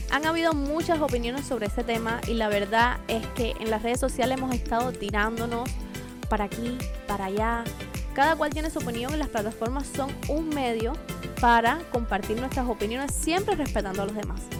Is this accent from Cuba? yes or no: yes; Cuba; moved away as an adult; now in Bradenton, United States; Pues como pueden ver yo soy cubana, la bandita está por aquí atrás, tengo 23 años y llevo muy poco aquí en Estados Unidos. Me encuentro localizada en el estado de la Florida, en Bradenton.